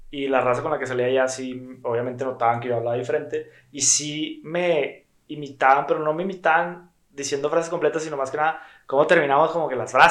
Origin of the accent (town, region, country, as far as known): Monterrey, Nuevo León, Mexico; accent: regio